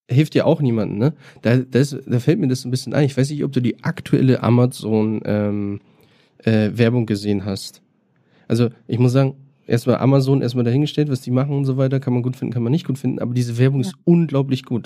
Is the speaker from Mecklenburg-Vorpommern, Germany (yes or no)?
no; Bad Oldesloe, Schleswig-Holstein, Germany; now in Berlin, Germany; ich komme aus Schleswig-Holstein, äh, Bad Oldesloe ist mein Geburtsort